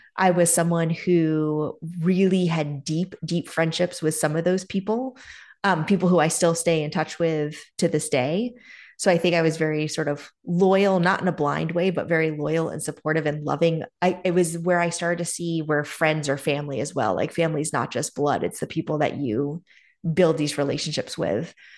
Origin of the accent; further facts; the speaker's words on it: North Andover, Massachusetts, United States; also born or lived in Keene, New Hampshire; We were there through the third grade, and then we moved to a town called North Andover, Mass, uh, which is sort of the North Shore area of Massachusetts, just above Boston